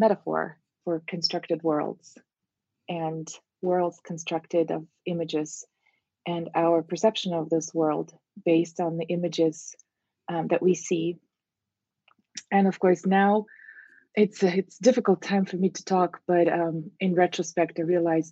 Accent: Russia; moved away as an adult; also born or lived in Moscow, Russia; now in Miami, United States; I grew up in Russia

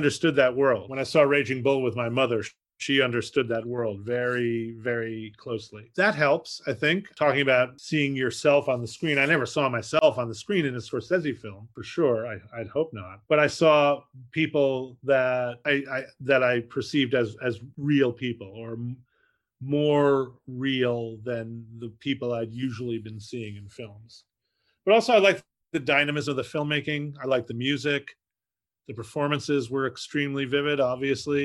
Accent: Fort Lee, New Jersey, United States; I was raised in Fort Lee, New Jersey

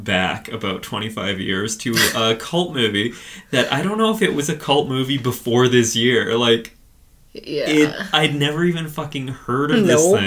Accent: Canada; we're Canadian

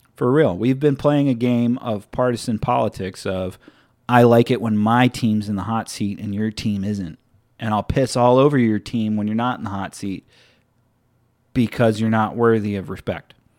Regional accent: United States; as an American

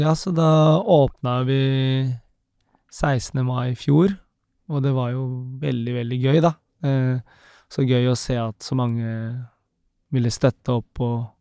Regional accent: Philippines; now in Norway; jeg er fra Filippinene

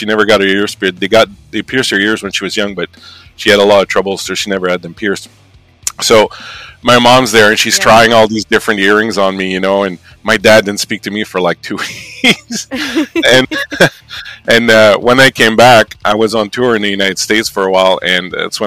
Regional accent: New Brunswick, Canada; moved away as an adult; now in Montreal, Canada; I'm from Canada, and I'm from originally from the province of New Brunswick in Canada, and I'm from a village of, like, you know, about the size, same size as the one you came from.

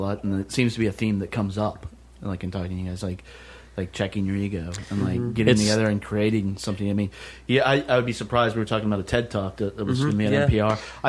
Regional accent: Lynchburg, Virginia, United States; born or raised there

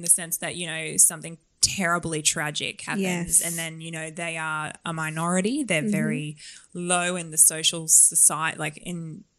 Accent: Australia

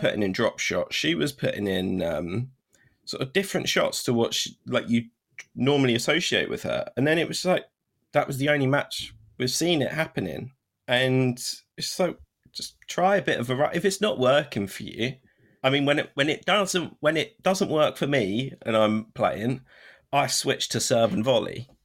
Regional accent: United Kingdom; as a Brit

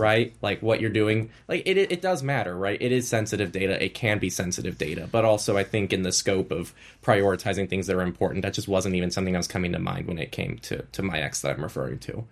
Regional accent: United States; coming from the U S, I think my standards are a little bit different

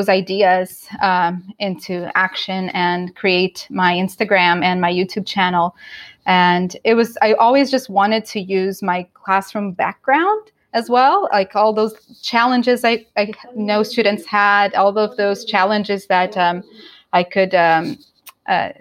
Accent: Brazil; moved away as an adult; now in Canada; living in Canada now for the last 11 years, but I'm originally from Brazil

